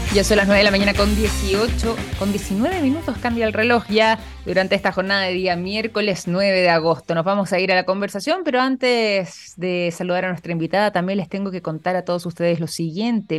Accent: Chile; nuestro país

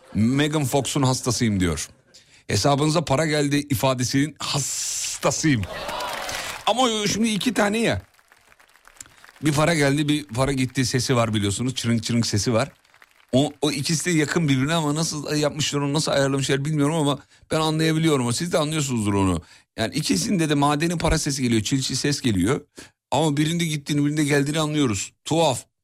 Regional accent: Kocaeli, Turkey; Canım Kocaeli'm. Saygılar memleketime.

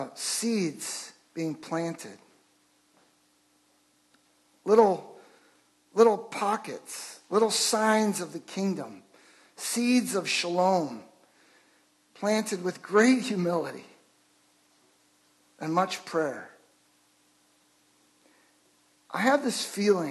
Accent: Chicago, Illinois, United States; I grew up in Chicago.

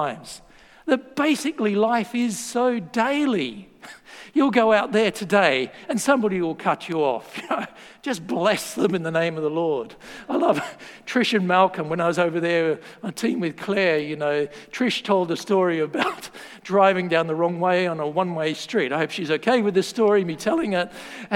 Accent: Australia; moved away; I'm Australian.

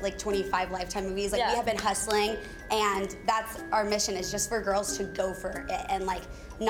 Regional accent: Texas, United States; moved away as an adult; now in Los Angeles, United States; we came from Texas. We were raised, like, this is one way to do life.

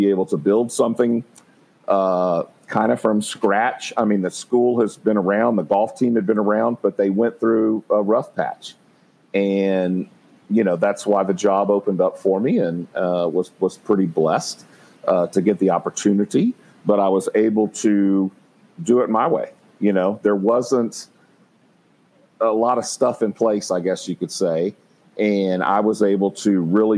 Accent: College Station, Texas, United States; also born or lived in Tucson, Arizona; now in San Antonio, United States; I'm from Texas. I grew up in College Station, went to school at A&M

